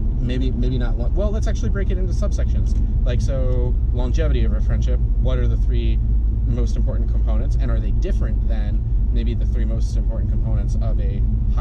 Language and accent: English; Maryland, United States; born there; A lot of you know that, or some of you know that I was born in Maryland, and I had, two totally different life experiences, one in Maryland and then one, after I moved in with my grandparents.